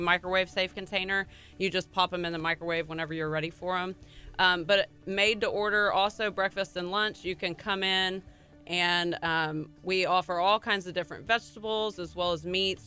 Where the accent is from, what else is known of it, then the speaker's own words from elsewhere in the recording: Galveston, Texas, United States; I grew up in Galveston